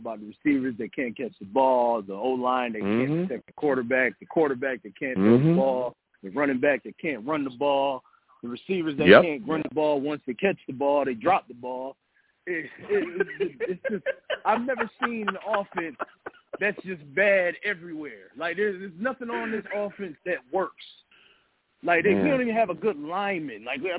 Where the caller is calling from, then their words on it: Rochester, New York, United States; I'm calling from Rochester, New York.